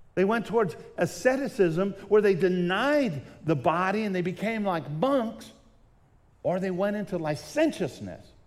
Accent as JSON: {"language": "English", "region": "Southern California", "country": "United States", "tie": "born or raised there", "said": "When I was younger, I grew up in Southern California"}